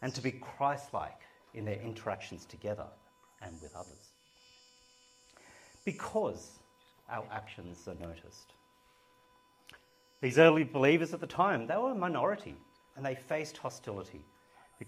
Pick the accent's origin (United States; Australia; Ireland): Australia; Sydney, New South Wales; moved away as an adult; also born or lived in Perth; I left the family home in Sydney, got on a plane and went to Perth